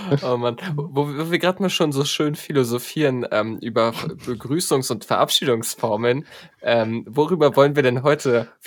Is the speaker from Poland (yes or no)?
yes; Poland; bin Pole, ich müsste irgendwie Dzień Dobre oder Tschecht oder irgendwie sowas sagen.